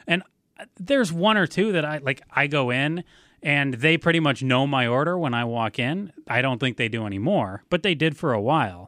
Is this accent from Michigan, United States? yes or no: yes; Ann Arbor, Michigan, United States; back when I, uh, was growing up in Ann Arbor